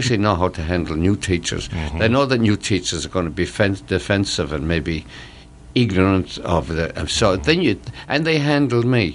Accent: Ireland; moved away as an adult; now in United States; I came from Ireland carrying strange baggage, the poverty, my father's alcoholism, and so on

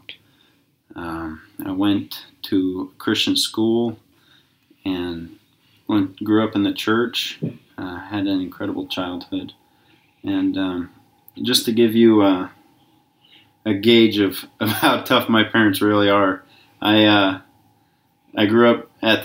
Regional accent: Kalispell, Montana, United States; I was born in Kalispell, Montana

